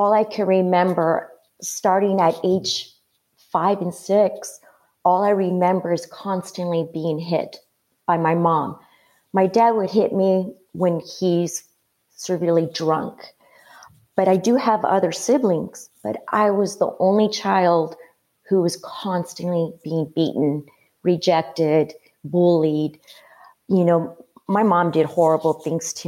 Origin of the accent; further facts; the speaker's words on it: Guadalajara, Jalisco, Mexico; moved away; also born or lived in La Puente, Los Angeles County, California; I grew up in Mexico. I was born here, but I grew up in Mexico in a village